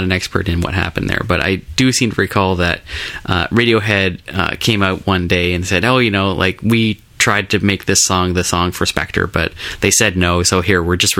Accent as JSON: {"language": "English", "country": "United Kingdom", "said": "we would love to do a song for a James Bond movie because it's British. We're British."}